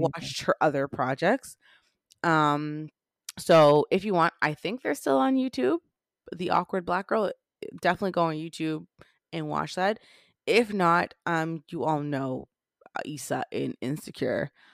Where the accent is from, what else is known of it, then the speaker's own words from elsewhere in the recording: Jamaica; I'm Jamaican.